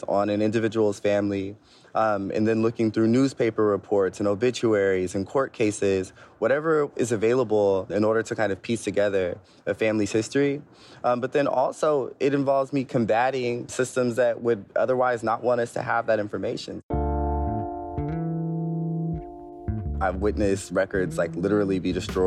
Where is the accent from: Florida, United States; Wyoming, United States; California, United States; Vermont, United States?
California, United States; Bay Area; also born or lived in Alabama / Sacramento, California; I was raised here in the Bay Area, and when youth in my family hit like double digits and start kind of getting smart mouths, we get sent to Alabama